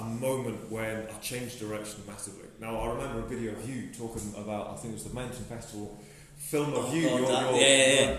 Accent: Somerset, South West England, United Kingdom; now in Fort William, United Kingdom; I was brought up in Somerset

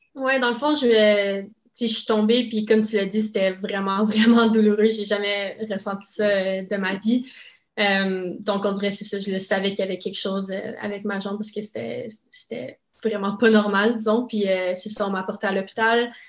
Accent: Saint-Isidore, Ontario, Canada; first language French; J'habite à Saint-Isidore, en Ontario. Donc, c'est vraiment une région euh, complètement francophone. Mes parents sont francophones aussi

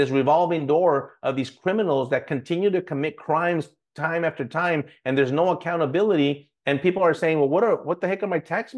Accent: United States; but I'm an American. I get to make a decision what's best for me and my family.

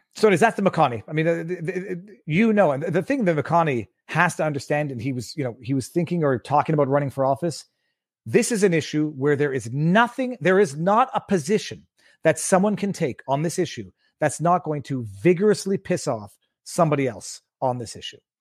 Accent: Canada; I'm Canadian

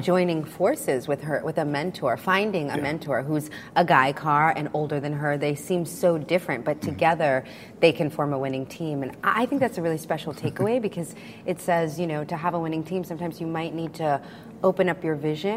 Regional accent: New York City, New York, United States; I didn't grow up around a lot of cars growing up in New York City

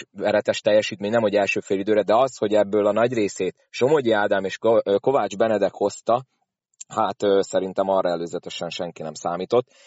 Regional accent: Szolnok, Jász-Nagykun-Szolnok, Hungary; fél idő annyira nem tetszett szolnokiként.

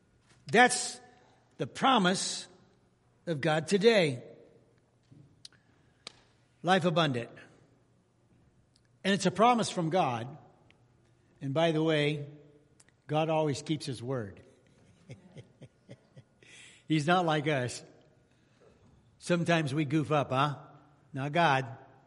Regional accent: California, United States; Oh, where are you from? I'm from California. Oh, okay.

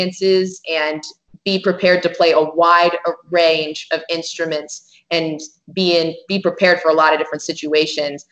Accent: Phoenix, Arizona, United States; now in Tucson, United States; I'm originally from Phoenix, which is just about an hour and 45 minutes, 2 hours north of here.

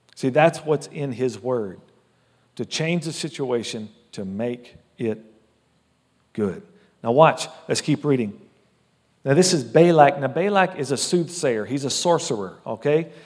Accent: United States; I love being an American citizen

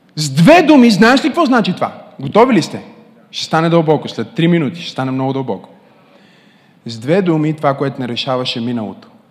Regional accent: Bulgaria; Родих се в България.

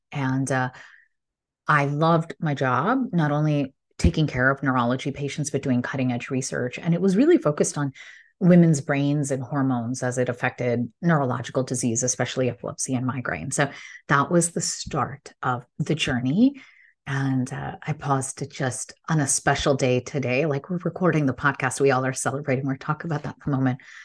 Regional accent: Illinois, United States; English is a second language; I was born to immigrant parents, so proud in a small town in Illinois, and English is my third language

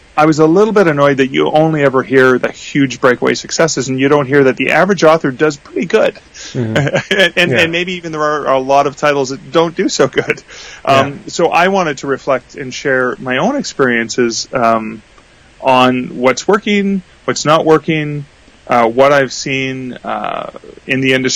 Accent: Canada; I'm Canadian

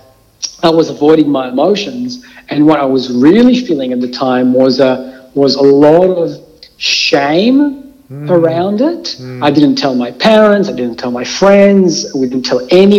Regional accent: Israel; moved away as an adult; now in Melbourne, Australia; I was born in Israel

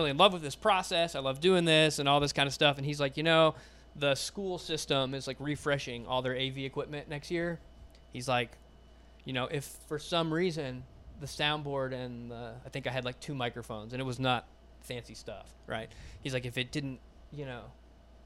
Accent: Howell, Michigan, United States; moved away; So I grew up in Michigan.

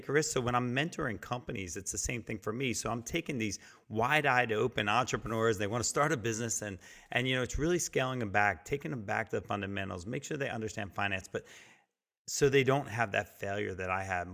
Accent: New Jersey, United States; now in Virginia, United States; I'm from Jersey and grew up on the shore as a kid, and I moved to Virginia

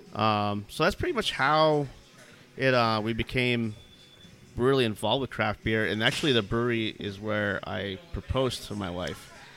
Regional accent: New Hampshire, United States; moved away as an adult; now in Texas, United States; I come from New Hampshire originally. Um, mm-hmm. So Grew up in a small town

